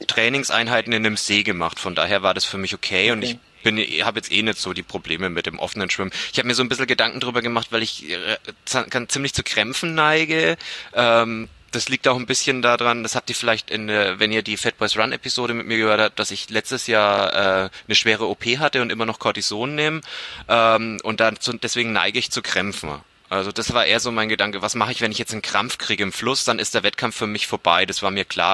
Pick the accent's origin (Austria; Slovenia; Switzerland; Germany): Germany; Bamberg, Bavaria; ich komme aus Bamberg